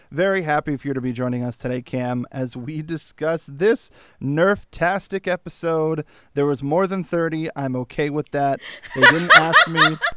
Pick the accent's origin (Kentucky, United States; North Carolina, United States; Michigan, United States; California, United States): California, United States; I'm from Earth, California